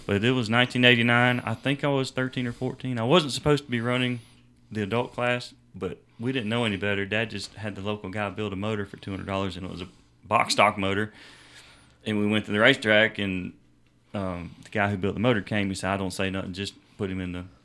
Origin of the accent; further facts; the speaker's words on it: Homeland Park, South Carolina, United States; also born or lived in Miami, Florida / Central Florida; I grew up down in Homeland Park